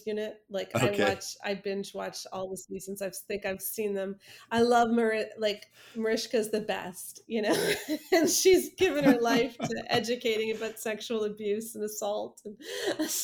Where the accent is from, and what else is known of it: Canada